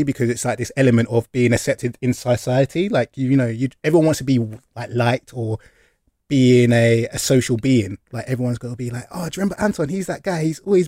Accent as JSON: {"language": "English", "region": "London", "country": "United Kingdom", "moved": "as an adult", "lives_now": "Bristol, United Kingdom", "said": "We are from London"}